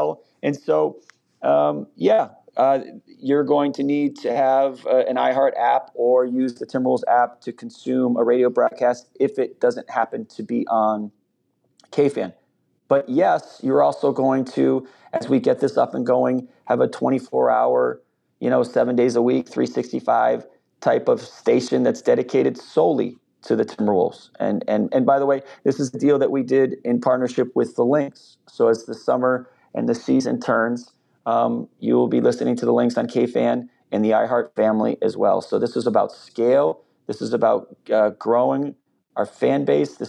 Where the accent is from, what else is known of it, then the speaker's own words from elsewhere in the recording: East Coast, United States; moved away as an adult; now in Minneapolis, United States; I'm from the East Coast, so I'm not from Minnesota